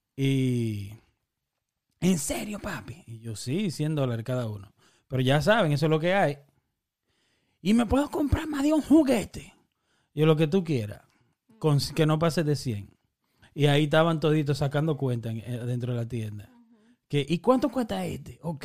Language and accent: Spanish; Dominican Republic; moved away; nosotros que somos dominicanos